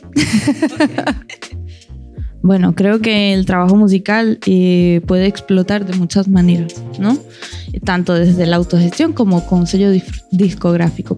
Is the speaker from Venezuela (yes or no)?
yes; Venezuela; vengo de Venezuela